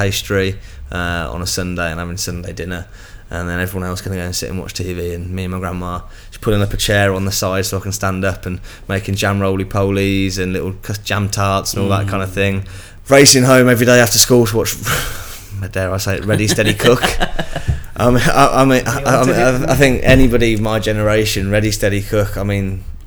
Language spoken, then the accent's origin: English; Birmingham, West Midlands, United Kingdom; moved away; also born or lived in Jersey; Being a Brummie